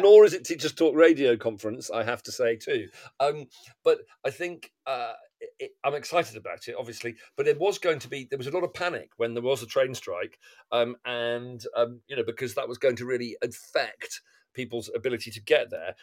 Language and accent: English; England, United Kingdom; it's complicated being being English or being British